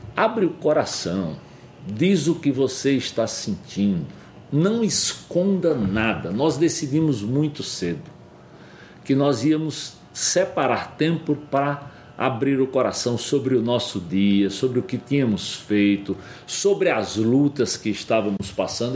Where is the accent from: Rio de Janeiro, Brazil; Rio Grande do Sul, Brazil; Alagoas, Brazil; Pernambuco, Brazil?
Pernambuco, Brazil; moved away as an adult; also born or lived in São Paulo; eu sou nordestino, como eles disseram, lá de Pernambuco. E criado bem no sertão